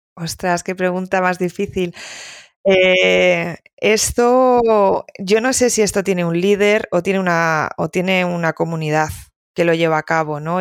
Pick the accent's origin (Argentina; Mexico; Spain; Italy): Spain; Galicia; siendo un poco gallega